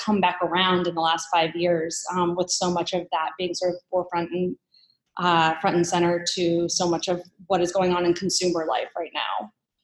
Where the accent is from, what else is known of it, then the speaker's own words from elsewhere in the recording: Baltimore, Maryland, United States; I grew up in Baltimore